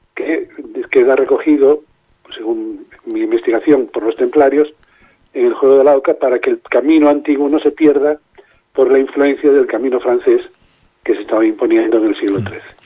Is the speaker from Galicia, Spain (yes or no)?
yes; Lugo, Galicia, Spain; yo soy gallego, nací en Lugo